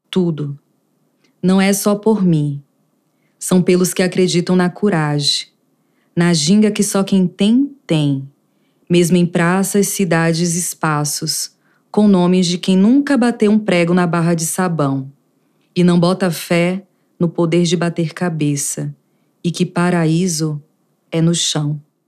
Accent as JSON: {"language": "Portuguese", "town": "Conceição do Jacuípe", "region": "Bahia", "country": "Brazil", "moved": "yes", "lives_now": "Brasília, Brazil", "said": "Sou baiana de Berimbau, Conceição do Jacuípe. Estou em Brasília."}